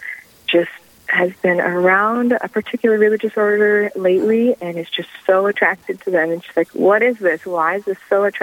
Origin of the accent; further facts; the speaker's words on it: Owatonna, Minnesota, United States; moved away as an adult; now in Sioux Falls, United States; Owatonna, Minnesota